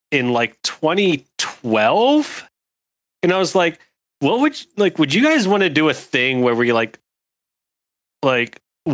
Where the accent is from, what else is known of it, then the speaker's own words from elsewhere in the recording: Pennsylvania, United States; I grew up in Pennsylvania